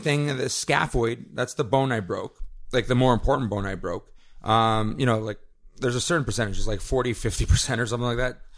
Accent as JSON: {"language": "English", "country": "Canada", "said": "my fundamental rights as a Canadian"}